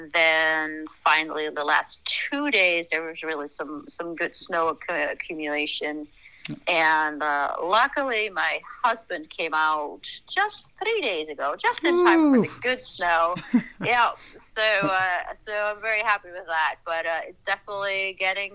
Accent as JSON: {"language": "English", "country": "Netherlands", "tie": "born or raised there", "also_born_or_lived": "France", "moved": "as an adult", "lives_now": "United States", "said": "I was born and raised in Holland, went to college there, and then somehow ended up in the States"}